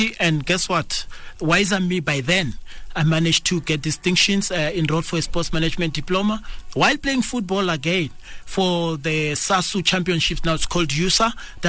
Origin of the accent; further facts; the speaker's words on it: Thulamahashe, Mpumalanga, South Africa; Now people associate me with Polokwane, but I was born in Thulamahashe, Bushbuckridge, which is in Mpumalanga.